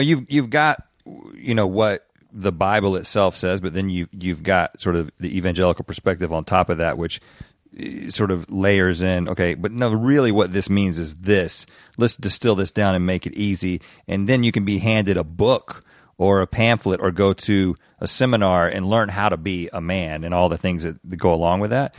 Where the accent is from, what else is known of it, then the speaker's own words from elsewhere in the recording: the South, United States; growing up in the South